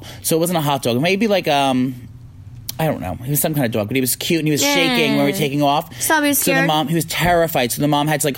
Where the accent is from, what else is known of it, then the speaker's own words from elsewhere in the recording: New York, United States; I'm from New York